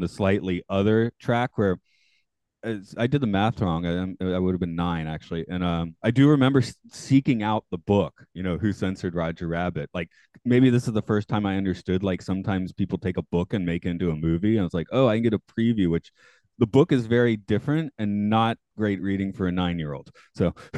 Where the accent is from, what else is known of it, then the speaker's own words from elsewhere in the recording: Atlanta, Georgia, United States; now in Japan; I'm from Atlanta, which has relatively terrible public transportation.